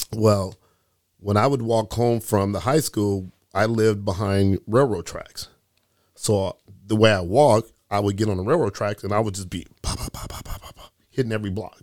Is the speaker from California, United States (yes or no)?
yes; Sacramento, California, United States; also born or lived in Philippines; I am a true Sacramento, uh, grassroots guy f-, through and through. meaning that I went to, grew up in high school here in Sacramento